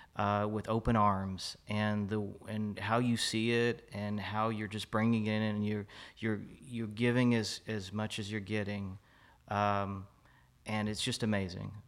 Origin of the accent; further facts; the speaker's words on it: Fort Worth, Texas, United States; moved away as an adult; now in Dallas, United States; I'm a native of Fort Worth. I lived here most of my life, uh, transitioned to Dallas